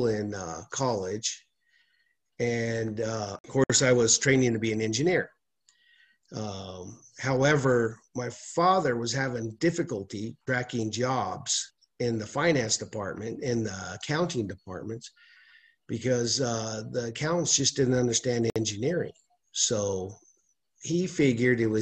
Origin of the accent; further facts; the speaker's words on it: Albuquerque, New Mexico, United States; I grew up here in Albuquerque, New Mexico, born and raised